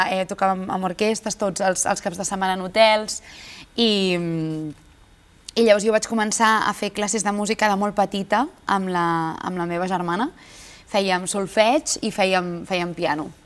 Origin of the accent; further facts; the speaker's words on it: Badalona, Catalonia, Spain; és casa meva, perquè jo sóc de Badalona